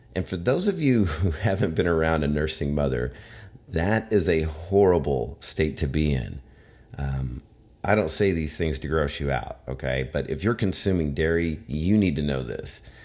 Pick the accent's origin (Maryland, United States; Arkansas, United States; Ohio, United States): Arkansas, United States; I am from Arkansas, where as a kid, I hunted I went fishing, um, in high school. I worked at a grocery store